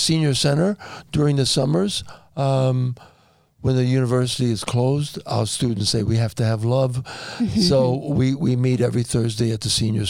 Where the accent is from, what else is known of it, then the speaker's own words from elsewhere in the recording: New York City, New York, United States; moved away as an adult; also born or lived in Wisconsin; now in St. George, United States; I was born and raised in New York City, spent the first third of my life there. I moved to Wisconsin to teach at the university for the next 30 years.